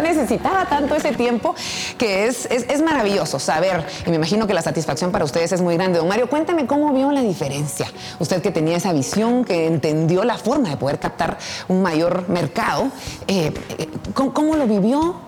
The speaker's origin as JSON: {"language": "Spanish", "country": "Guatemala"}